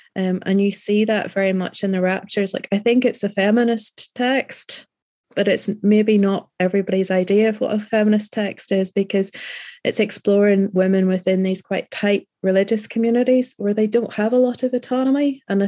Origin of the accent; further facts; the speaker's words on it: Northern Ireland, United Kingdom; being a Northern Irish rider